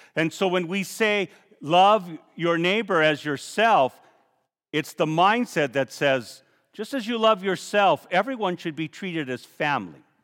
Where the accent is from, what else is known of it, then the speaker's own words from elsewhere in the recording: Safford, Arizona, United States; When I was a boy growing up in Safford, my brother and sisters and all the neighbors